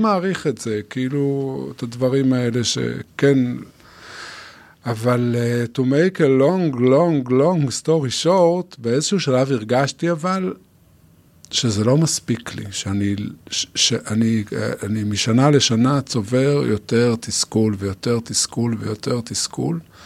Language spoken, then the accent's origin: Hebrew; Yotvata, Southern District, Israel; אני קיבוצניק, נולדתי ביוטבתה